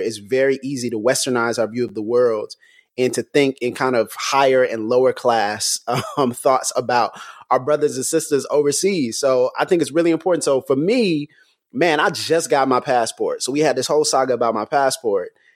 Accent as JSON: {"language": "English", "country": "United States", "said": "I'm from I'm from the U.S."}